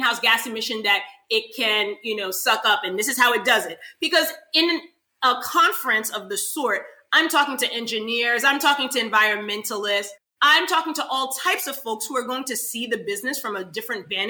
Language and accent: English; New York City, New York, United States; now in Florida, United States; That's my hometown. That's where I'm from.